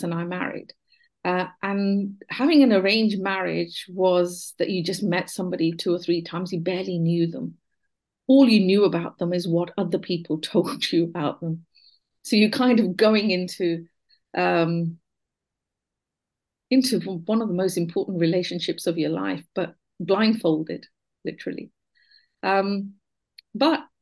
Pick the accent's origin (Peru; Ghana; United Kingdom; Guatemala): United Kingdom; Buckinghamshire, South East England; My early childhood, I was born in Buckinghamshire.